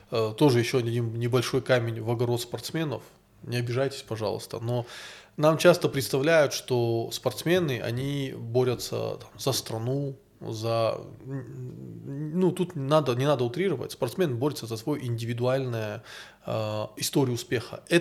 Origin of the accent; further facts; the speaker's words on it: North Caucasus, Russia; Такое ощущение, будто бы мы, кавказцы, не можем дать миру ничего, кроме своей хорошей физиологии.